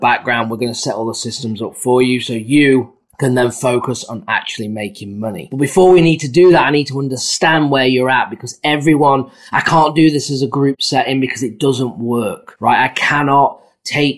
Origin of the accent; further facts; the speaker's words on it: England, United Kingdom; now in United States; I'm from England